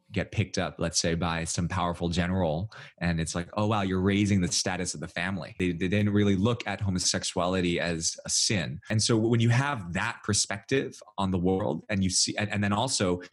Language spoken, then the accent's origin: English; United States; I'm Chinese American